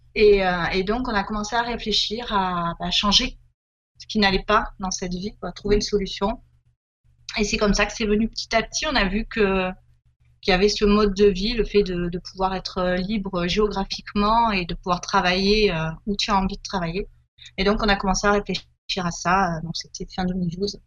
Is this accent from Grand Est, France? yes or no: no; Marseille region, Provence-Alpes-Côte d'Azur, France; moved away as an adult; also born or lived in Var; on est originaire euh, du sud de la France, hein, de la région marseillaise, mais en fait, on a vécu pendant beaucoup d'années dans, le Var